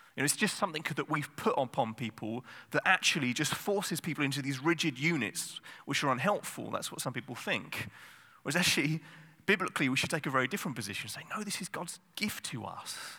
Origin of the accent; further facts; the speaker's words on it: England, United Kingdom; I'm English